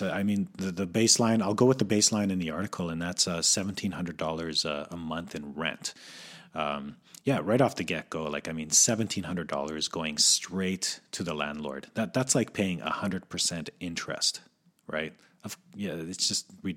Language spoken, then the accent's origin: English; Calgary, Alberta, Canada; moved away as an adult; now in Vancouver, Canada; I was born and raised in Calgary